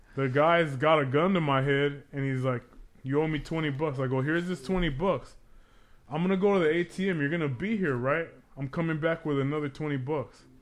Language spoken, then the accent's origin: English; Los Angeles, California, United States; I grew up in Pacoima